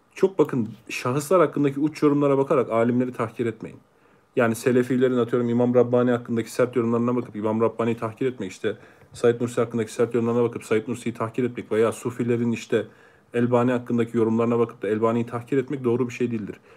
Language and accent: Turkish; Ankara, Turkey; also born or lived in Ereğli, Konya / Meram, Konya; Ankara, doğma büyüme, Kütük, Konya, Ereğli.